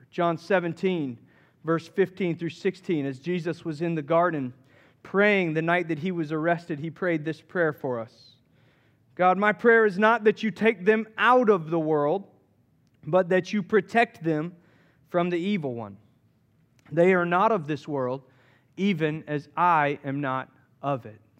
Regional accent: Southeast, United States; I grew up in the Southeast and Back, back, in, back, back in my day, just a few years ago, growing up in the Southeast, it was a very Christian oriented culture.

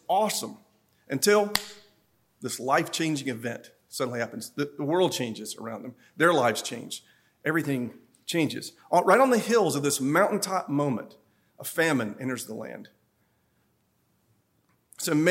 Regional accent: Upper East Tennessee, United States; I'm from Upper East Tennessee. I'm from the mountains. I'm proud

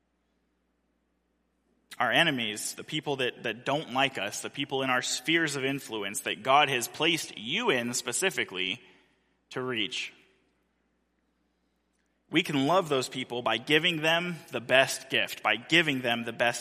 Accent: Central California, United States; moved away; the church that I grew up in Central California

